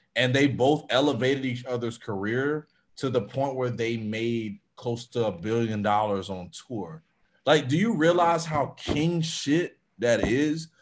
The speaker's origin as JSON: {"language": "English", "region": "Florida", "country": "United States", "said": "I'm I'm from Florida. I'm from the South"}